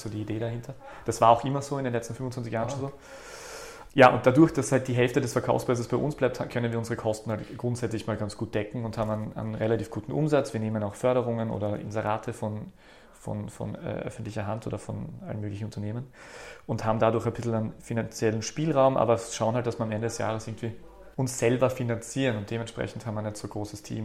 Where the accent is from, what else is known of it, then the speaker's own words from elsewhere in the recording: Graz, Styria, Austria; also born or lived in Berlin / Vienna; bin aus Graz ursprünglich, habe da studiert